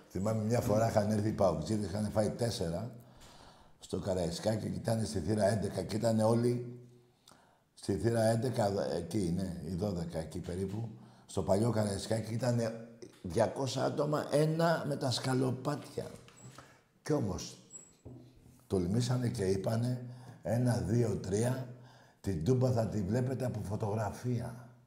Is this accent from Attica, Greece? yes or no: yes; Piraeus, Attica, Greece; γιατί το άλλο που είμαστε κάποιοι από τον Πειραιά ε, λίγο είναι